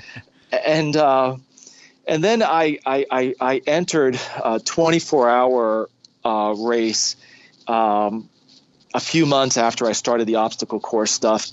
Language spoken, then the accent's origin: English; New York City, New York, United States; moved away as an adult; also born or lived in Brooklyn, New York City; now in Ohio, United States; I've lived in Ohio for the last almost 20 years, and I grew up uh, in the in the New York City area. I was born in Brooklyn, New York City